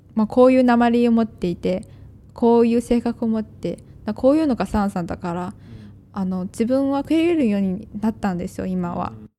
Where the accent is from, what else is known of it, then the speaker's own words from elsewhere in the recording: China; Japanese is a second language; now in Japan; 「出身はどこですか?」って聞かれると「中国です」って言って